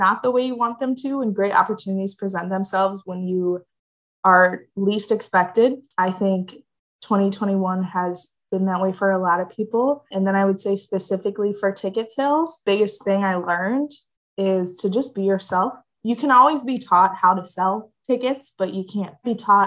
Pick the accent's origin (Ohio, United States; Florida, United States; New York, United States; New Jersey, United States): Ohio, United States; Cleveland; also born or lived in Houston, Texas; I am from Cleveland, Ohio